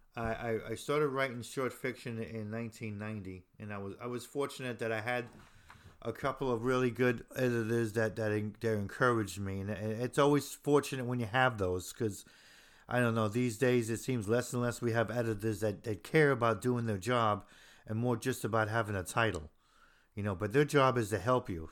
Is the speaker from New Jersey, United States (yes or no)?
yes; Hoboken, New Jersey, United States; I'm from Hoboken, New Jersey